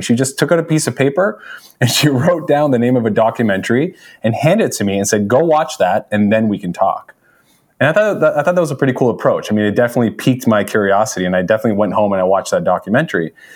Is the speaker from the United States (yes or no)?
no; Toronto, Ontario, Canada; I was born in Toronto. Uh, from Canada. Uh, lived here my whole life